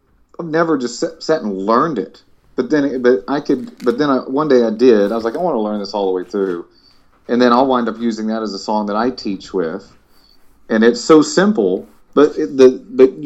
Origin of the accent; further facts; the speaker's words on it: East Texas, United States; moved away as an adult; also born or lived in Los Angeles; I grew up in East Texas